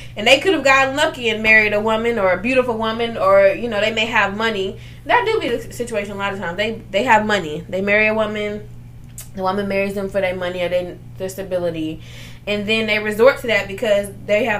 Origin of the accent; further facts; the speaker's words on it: New Orleans, Louisiana, United States; I'm from New Orleans